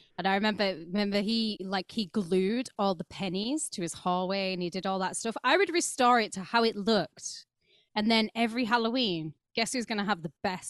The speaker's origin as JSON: {"language": "English", "town": "Wakefield", "region": "Yorkshire and the Humber", "country": "United Kingdom", "said": "It is. I mean, Wakefield. We're the Crips. We're from Wakefield."}